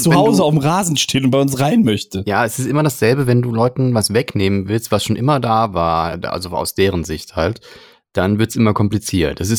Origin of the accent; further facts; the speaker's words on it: Germany; bei uns in Deutschland